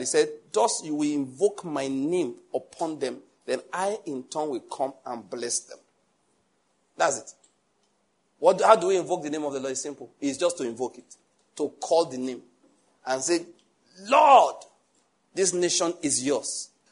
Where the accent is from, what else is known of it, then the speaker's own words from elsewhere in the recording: Western Nigeria, Nigeria; I'm from Western Nigeria. I was there